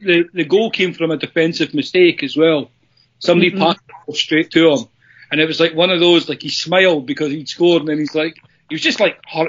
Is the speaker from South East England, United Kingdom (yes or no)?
no; Perth, Scotland, United Kingdom; up at St Johnstone in my hometown.